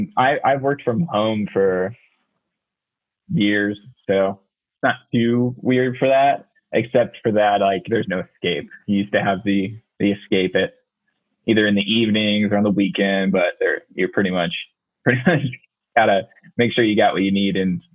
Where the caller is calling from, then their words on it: Los Angeles, California, United States; I am in Los Angeles.